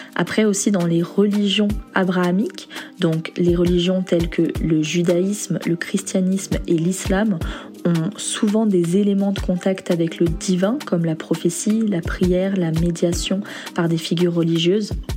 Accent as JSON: {"language": "French", "town": "Toulon", "region": "Provence-Alpes-Côte d'Azur", "country": "France", "tie": "born or raised there", "said": "J'ai grandi à Toulon, dans le sud"}